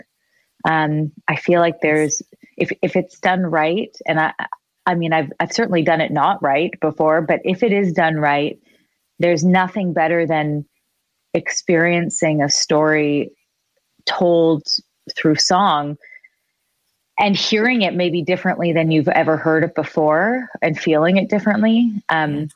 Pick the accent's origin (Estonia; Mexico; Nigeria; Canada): Canada; Richmond Hill, Ontario; I'm from Richmond Hill, a safe little